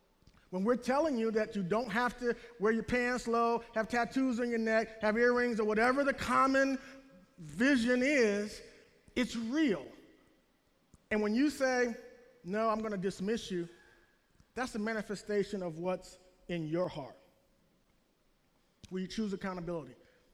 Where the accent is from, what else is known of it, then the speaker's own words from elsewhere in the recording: the South, United States; I'm from the South. I want to run under the Dixie flag, under the Confederate flag, or this flag, or that flag, or this thing, or that thing.